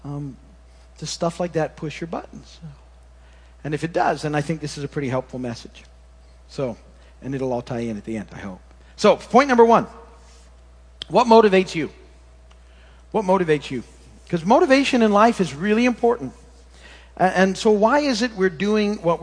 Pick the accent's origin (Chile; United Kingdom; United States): United States; Michigan; moved away; when I was a kid growing up in Michigan